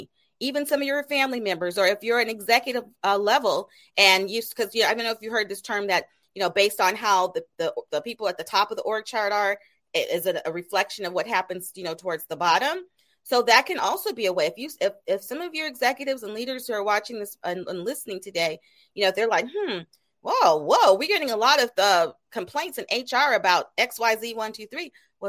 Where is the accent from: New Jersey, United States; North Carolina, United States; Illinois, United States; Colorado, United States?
Colorado, United States; Colorado Springs; I'm originally from Colorado Springs, Colorado. That's where I was raised. So I can relate to, you know, not having as much diversity in an area